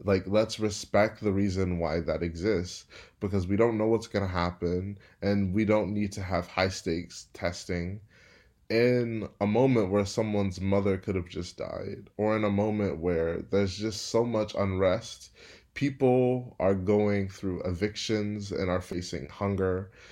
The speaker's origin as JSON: {"language": "English", "town": "Houston", "region": "Texas", "country": "United States", "also_born_or_lived": "Berkeley, California / Stanford, California", "moved": "as an adult", "said": "I'm from Houston, Texas, but am working and living in Berkeley, California this summer"}